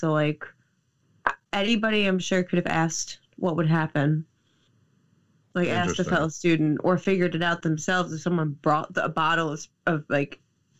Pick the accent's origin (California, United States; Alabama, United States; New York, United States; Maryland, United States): New York, United States; Nassau County; growing up in Nassau County